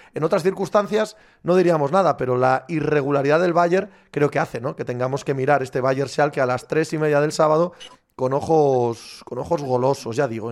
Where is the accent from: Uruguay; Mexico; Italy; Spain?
Spain; Cangas de Narcea, Asturias; mi pueblo, en Cangas de Narcea